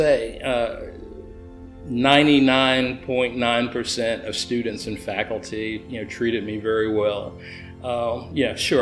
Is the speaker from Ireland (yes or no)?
no; Chattanooga, Tennessee, United States; I grew up poor in Alton Park and East Chattanooga